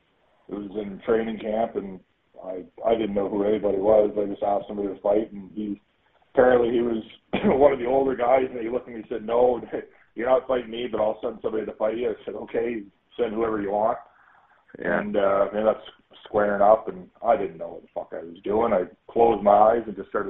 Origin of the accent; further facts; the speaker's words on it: Sussex, New Brunswick, Canada; I grew up in a small little town, Sussex, New Brunswick